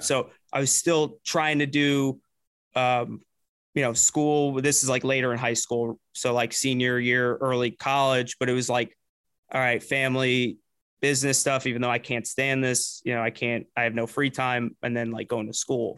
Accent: New Jersey, United States; I grew up in Jersey

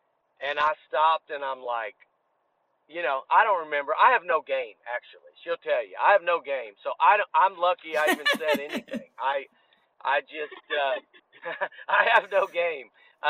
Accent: Garland, Texas, United States; now in McKinney, United States; I'm from Garland. I'm from DFW

